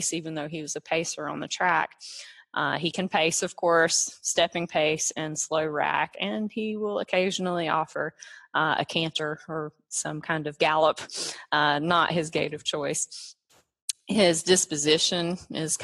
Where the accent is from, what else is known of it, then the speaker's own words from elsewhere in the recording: North Carolina, United States; I'm from North Carolina.